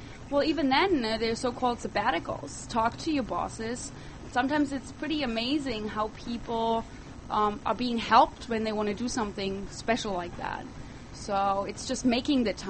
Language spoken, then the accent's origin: English; Germany; moved away as an adult; now in United States; I grew up in Europe. I moved to the United States when I was 20, and living in the heart of Germany... living in the heart of Europe, actually, that is Germany